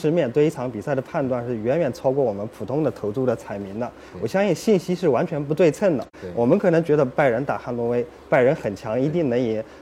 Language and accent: Chinese; Jiangsu, China; 江苏人，